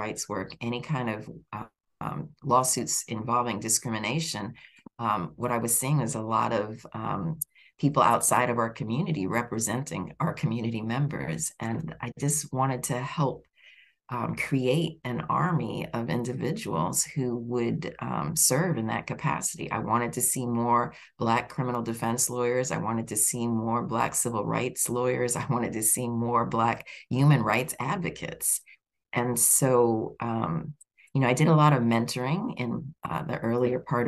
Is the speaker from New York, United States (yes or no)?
yes; New York, United States; also born or lived in Chicago / Washington, District of Columbia, United States / West Virginia; now in Florida, United States; I grew up in New York, wound up in Chicago, went to law school in DC, went back to Chicago, and then eventually wound up teaching in the mountains of West Virginia